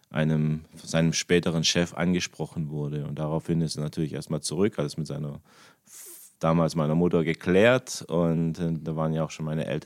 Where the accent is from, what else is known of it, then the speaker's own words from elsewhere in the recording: Germany; born there; so bin ich hier ähm, auch geboren in Deutschland.